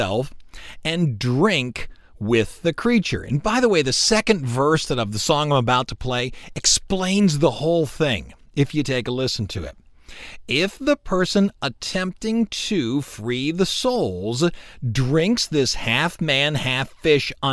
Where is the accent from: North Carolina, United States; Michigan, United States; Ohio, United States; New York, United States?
Ohio, United States; Cleveland; I'm from Cleveland